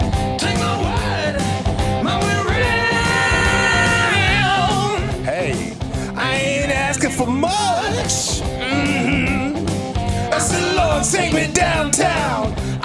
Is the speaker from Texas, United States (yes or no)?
yes; Texas, United States; Okay. I'm from Texas.